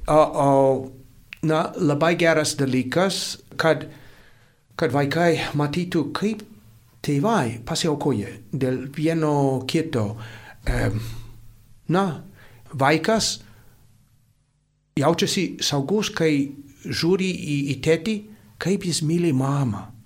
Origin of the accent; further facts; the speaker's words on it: United States; now in Lithuania; Ir aš iš Amerikos